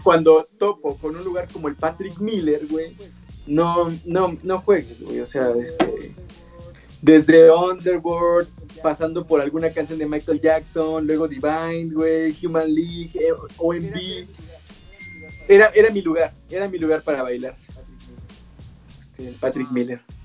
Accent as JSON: {"language": "Spanish", "region": "Oaxaca", "country": "Mexico", "said": "Yo, soy oaxaqueño, güey, soy, de, soy itzmeño"}